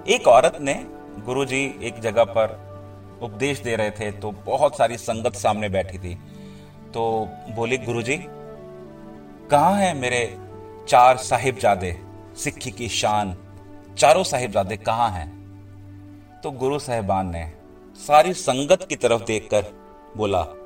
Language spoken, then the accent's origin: Hindi; India; हम उस देश में पैदा हुए हैं